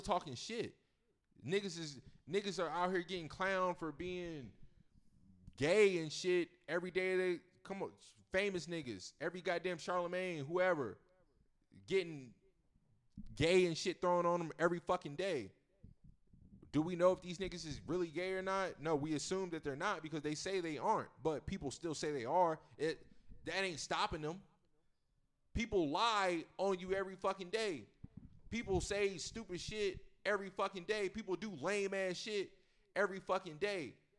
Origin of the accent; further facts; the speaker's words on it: Virginia, United States; I'm from Virginia.